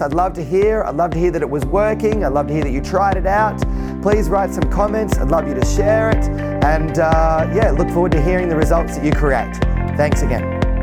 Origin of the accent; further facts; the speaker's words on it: Central Coast, north of Sydney, New South Wales, Australia; I grew up on the Central Coast, about two hours north of Sydney